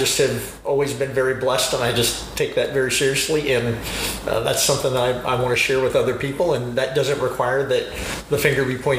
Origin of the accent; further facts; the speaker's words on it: St. Charles, Missouri, United States; I was there from like fifth grade until junior in high school. And so I grew up over near Lindenwood in the old section of town. And then my mom and dad bought another house over near Blanchett Park.